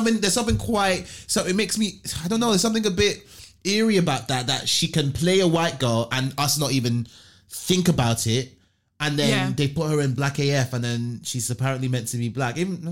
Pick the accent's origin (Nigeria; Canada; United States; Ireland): Nigeria; I maybe it's because I'm from Nigeria